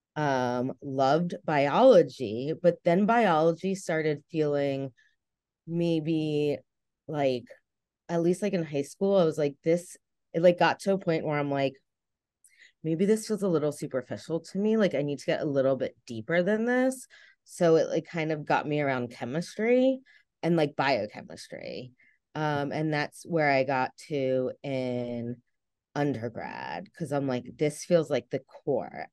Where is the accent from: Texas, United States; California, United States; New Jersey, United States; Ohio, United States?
New Jersey, United States; accent: New Jersey; moved away as an adult; also born or lived in Delaware / North Carolina; I'm originally from New Jersey, um, as you can tell from this beautiful accent